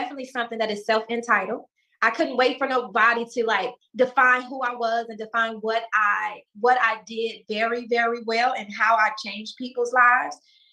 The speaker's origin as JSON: {"language": "English", "town": "Chicago", "region": "Illinois", "country": "United States", "tie": "born or raised there", "said": "because I'm from Chicago"}